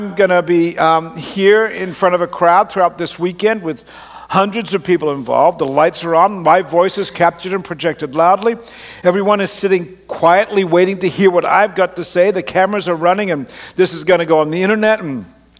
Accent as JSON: {"language": "English", "country": "Canada", "tie": "born or raised there", "also_born_or_lived": "Australia", "said": "I grew up in Canada"}